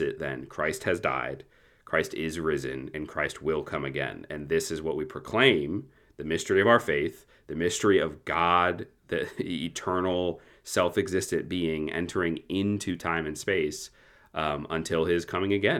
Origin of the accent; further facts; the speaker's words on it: United States; as American Protestants